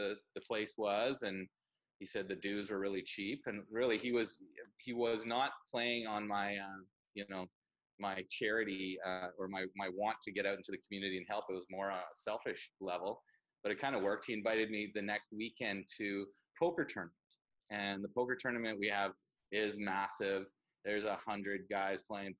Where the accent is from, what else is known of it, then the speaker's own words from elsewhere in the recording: Vancouver Island, British Columbia, Canada; born and raised on Vancouver Island